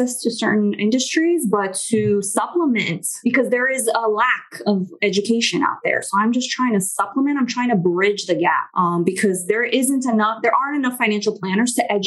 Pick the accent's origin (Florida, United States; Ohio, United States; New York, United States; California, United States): Florida, United States; Miami; also born or lived in Brazil; I do speak Spanish because I grew up in Miami